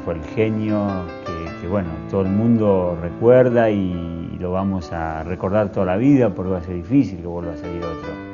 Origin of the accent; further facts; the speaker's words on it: Argentina; De Argentina